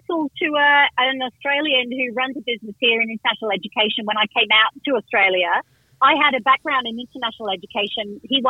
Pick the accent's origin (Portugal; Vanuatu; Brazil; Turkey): Vanuatu; also born or lived in Indonesia / West Africa; I grew up in Vanuatu. Then my parents lived in Indonesia. I was actually born in West Africa.